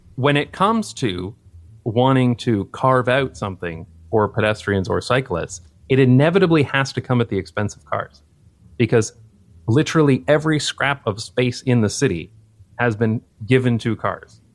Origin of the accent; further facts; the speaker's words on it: London, Ontario, Canada; moved away; growing up in London, Ontario, Canada